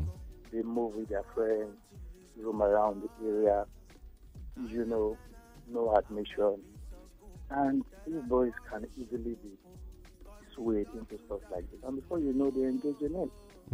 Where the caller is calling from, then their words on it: Ijebu, Ogun State, Nigeria; I'm calling from Ijibu.